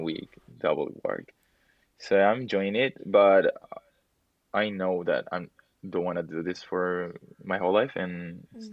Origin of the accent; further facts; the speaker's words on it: Peru; I'm from Peru